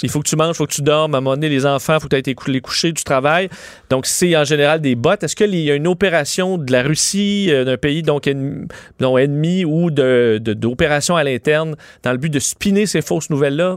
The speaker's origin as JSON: {"language": "French", "region": "Quebec", "country": "Canada", "said": "chez nous au Québec"}